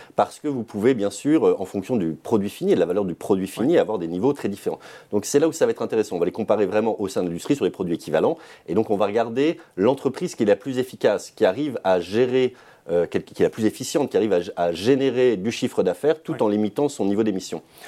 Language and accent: French; Savoie, Auvergne-Rhône-Alpes, France; ma région d'origine, la Savoie